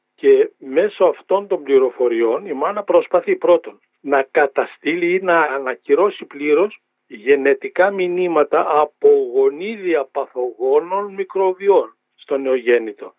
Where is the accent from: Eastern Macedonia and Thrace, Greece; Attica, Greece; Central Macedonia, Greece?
Eastern Macedonia and Thrace, Greece; Drama; moved away; την ιδιαίτερη πατρίδα μου, τη Δράμα πάω στο χωριό μου